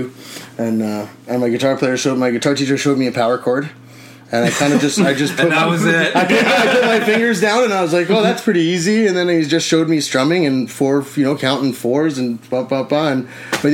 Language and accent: English; Winnipeg, Manitoba, Canada; moved away; I'm originally from Winnipeg